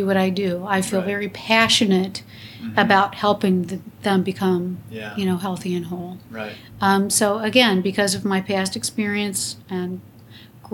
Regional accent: North Ridgeville, Ohio, United States; moved away as an adult; now in Michigan, United States; I was born and raised in Ohio

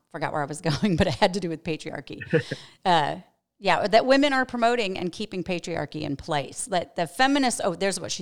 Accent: New York, United States; I'm from New York

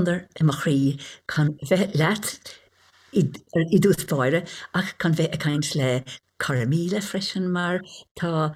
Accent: Caherconlish, Munster, Ireland; also born or lived in Lough Gur, County Limerick; I grew up in Cathercanlish, a little place in southeast Limerick, quite close, 5 miles from where I'm actually living now

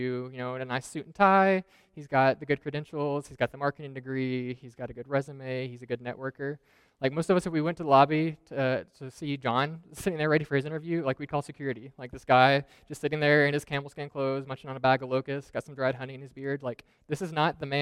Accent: Arkansas, United States; moved away; I'm from Arkansas originally. And so the city I grew up in, there was a small town about 30 minutes away called Wiener, Arkansas.

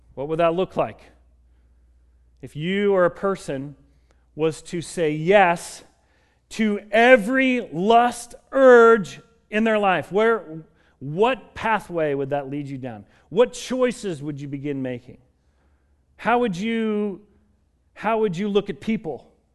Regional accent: Colorado, United States; moved away as an adult; also born or lived in Kansas; I grew up in Colorado

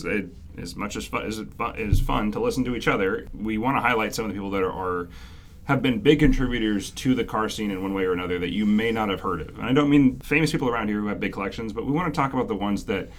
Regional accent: Arlington, Washington, United States; outside of Arlington, Washington, which is actually my hometown

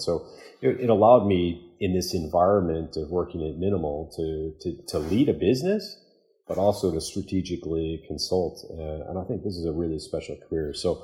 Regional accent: Chicago, Illinois, United States; I'm born and raised in Chicago

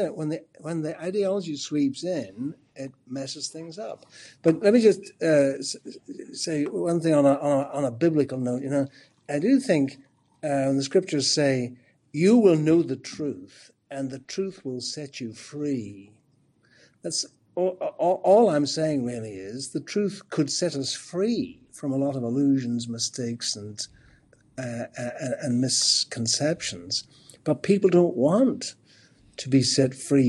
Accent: Ireland; I'm Irish.

